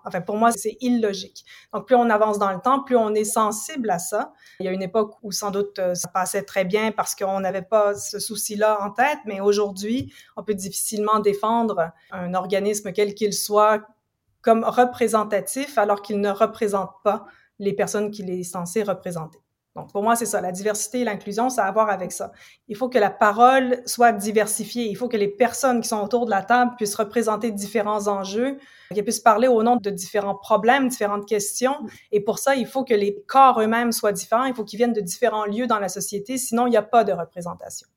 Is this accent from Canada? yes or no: yes; Ontario, Canada; moved away as an adult; also born or lived in United States / England / Quebec; now in Montreal, Canada; je viens pas d'ici, je suis grandie en Ontario, donc je suis franco-ontarienne.